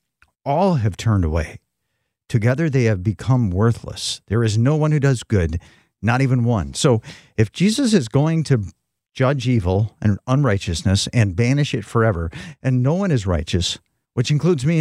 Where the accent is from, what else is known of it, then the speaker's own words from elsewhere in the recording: West Michigan, United States; moved away as an adult; also born or lived in Phoenix, Arizona; when we moved from Phoenix to back to West Michigan